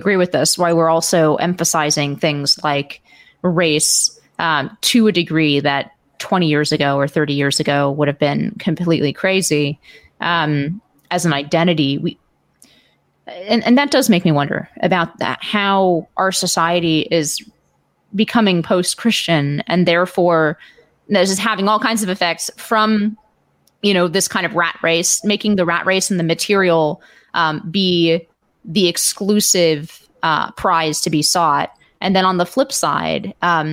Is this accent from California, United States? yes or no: yes; Palo Alto, California, United States; in my hometown of Palo Alto